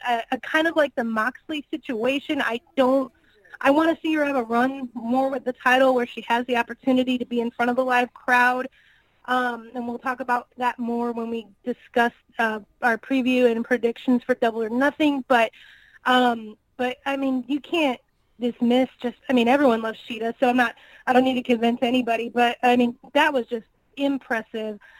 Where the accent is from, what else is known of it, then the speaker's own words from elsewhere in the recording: Northwest Indiana, United States; now in Kansas City, United States; I'm originally from Northwest Indiana. I I did all the ROH and like indie shows in the Chicago area back in the day before I moved to Kansas City